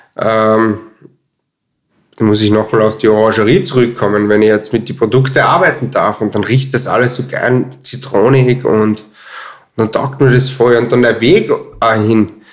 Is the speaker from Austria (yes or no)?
yes; Altenmarkt im Pongau, Salzburg, Austria; moved away as an adult; now in Vienna, Austria; ich bin aufgewachsen in Altmarkt, Sachensee, also Altmarkt im Pongau, Pongau ähm, und im Hotel Schartner